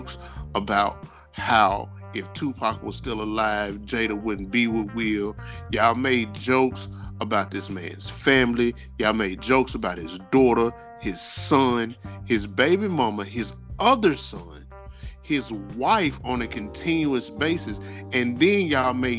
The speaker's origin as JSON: {"language": "English", "town": "Memphis", "region": "Tennessee", "country": "United States", "said": "I'm from Memphis"}